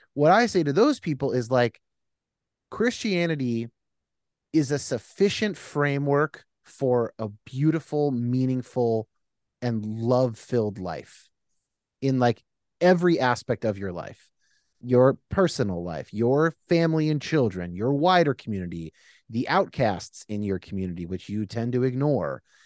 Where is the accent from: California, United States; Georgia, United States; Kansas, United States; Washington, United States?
California, United States; I'm a Californian